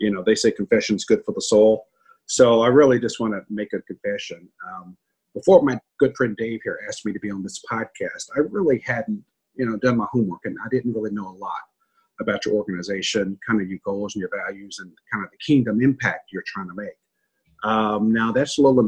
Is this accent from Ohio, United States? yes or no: no; a small town in Kentucky, United States; I'm a little boy from a small town in Kentucky, about 900 people.